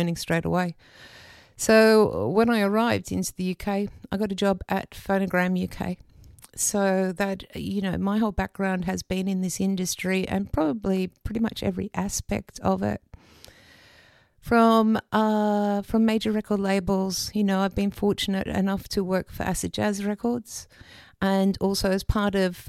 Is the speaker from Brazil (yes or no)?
no; Australia; moved away as an adult; I love being an Australian. I'm very proud of being an Australian